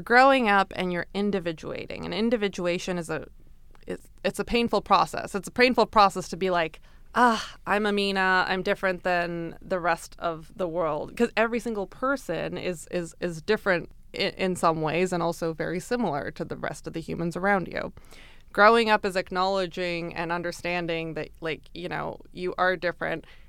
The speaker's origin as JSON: {"language": "English", "town": "Brampton", "region": "Ontario", "country": "Canada", "tie": "born or raised there", "said": "I grew up in Brampton, so it was a multicultural upbringing"}